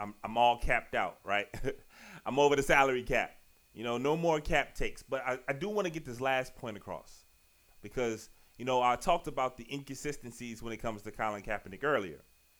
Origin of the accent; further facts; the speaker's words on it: Richmond, Virginia, United States; now in Largo, United States; I'm from Richmond, Virginia, and currently live right outside Washington, D.C., you know, town Largo, Maryland.